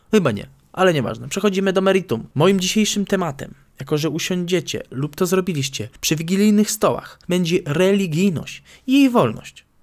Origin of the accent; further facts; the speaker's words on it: Nowy Sącz, Lesser Poland, Poland; Nadmienię, iż pochodzę z Nowego Sącza, więc artykuł dotyczy miejscowej bazyliki, do której uczęszczałem za młodu, a nawet byłem ministrantem i lektorem, haha.